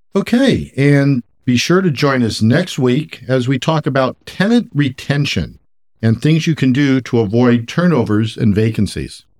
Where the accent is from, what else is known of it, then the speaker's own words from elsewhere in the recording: San Francisco Bay Area, California, United States; born and raised in the San Francisco Bay Area.